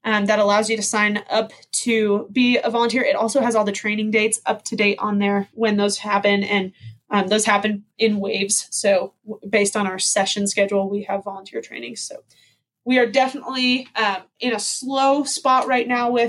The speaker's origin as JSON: {"language": "English", "area": "outside Chicago", "region": "Illinois", "country": "United States", "tie": "born or raised there", "moved": "yes", "lives_now": "Park City, United States", "said": "I grew up outside Chicago"}